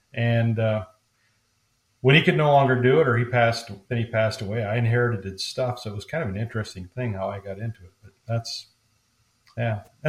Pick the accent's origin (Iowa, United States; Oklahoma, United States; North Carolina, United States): Iowa, United States; born there; now in St. Louis, United States; But originally, I was born on a farm, on the farm, but born in a farming family in Northeast Iowa.